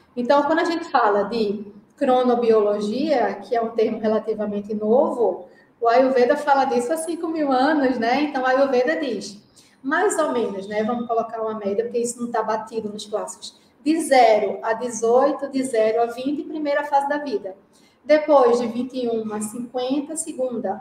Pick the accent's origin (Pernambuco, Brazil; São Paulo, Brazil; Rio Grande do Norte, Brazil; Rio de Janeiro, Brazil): Pernambuco, Brazil; Recife; accent: pernambucano; moved away as an adult; now in Jamnagar, India; Eu estou impressionada com o meu sotaque pernambucano. Não importa quanto tempo eu esteja na Índia, continuo pernambucana